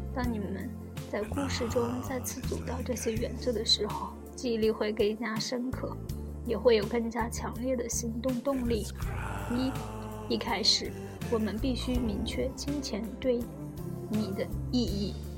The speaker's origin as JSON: {"language": "Chinese", "country": "China", "said": "我们中国人"}